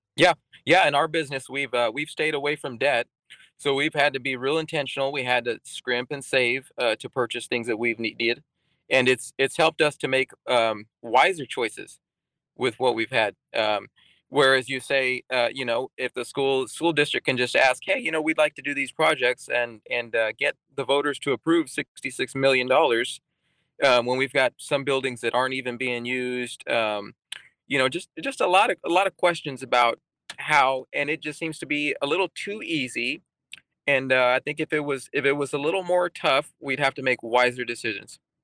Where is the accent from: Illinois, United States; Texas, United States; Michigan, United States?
Texas, United States; moved away as an adult; also born or lived in England; now in Alaska, United States; I grew up in Texas